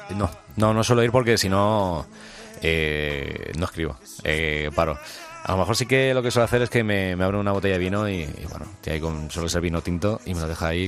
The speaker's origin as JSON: {"language": "Spanish", "town": "Alcalá", "country": "Spain", "said": "Yo soy de Alcalá"}